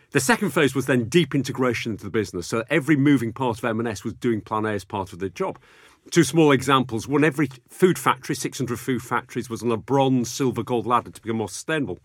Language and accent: English; Bradford, Yorkshire and the Humber, United Kingdom; also born or lived in Sheffield; growing up in Bradford